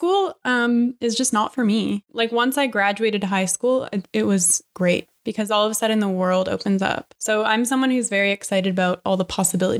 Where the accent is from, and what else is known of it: Vancouver, British Columbia, Canada; born or raised there; also born or lived in Victoria, British Columbia